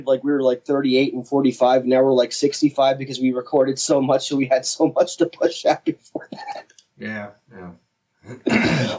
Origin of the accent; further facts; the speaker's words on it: Kingsburg, New Jersey, United States; moved away as an adult; now in Bordentown, United States; Because I grew up in Kingsburg. And then, of course, I moved out of Kingsburg and I moved to Bordentown